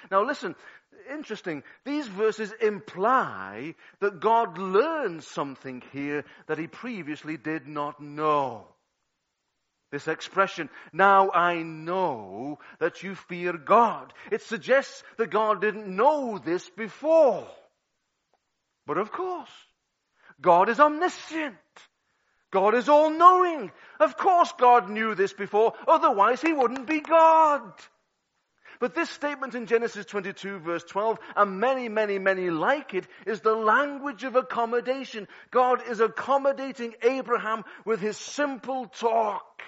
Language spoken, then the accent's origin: English; Liverpool, North West England, United Kingdom; I'm a Scouser